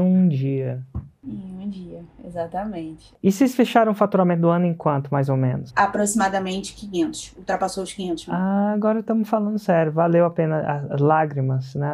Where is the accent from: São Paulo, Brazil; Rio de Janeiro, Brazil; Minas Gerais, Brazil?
Rio de Janeiro, Brazil; eu sou do Rio, né, então a pet era aqui no Rio